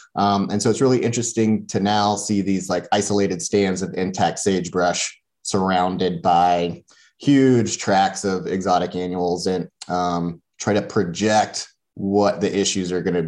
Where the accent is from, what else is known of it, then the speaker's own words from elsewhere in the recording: Louisiana, United States; moved away as an adult; now in Idaho, United States; I grew up in Louisiana.